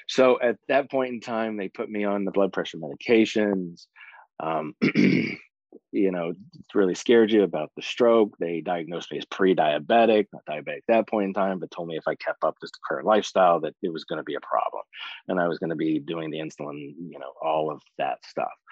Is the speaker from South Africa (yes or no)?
no; West Virginia, United States; now in Florida, United States; I am originally from West Virginia. I moved to Florida in the early 90s, been down there since.